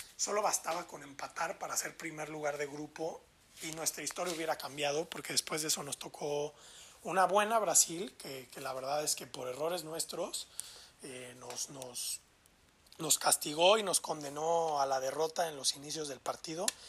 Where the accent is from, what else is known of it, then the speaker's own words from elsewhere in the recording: Mexico; así somos los mexicanos